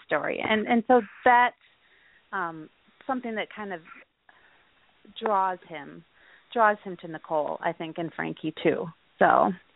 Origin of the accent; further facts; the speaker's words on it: Milwaukee, Wisconsin, United States; I grew up in the Milwaukee area